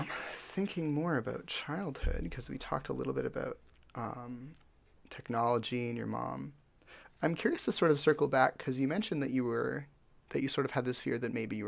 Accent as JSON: {"language": "English", "town": "Richmond", "region": "British Columbia", "country": "Canada", "tie": "born or raised there", "said": "And then I was born in Richmond General."}